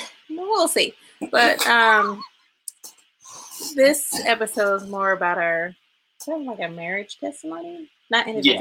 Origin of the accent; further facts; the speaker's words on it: California, United States; moved away; It's my home state.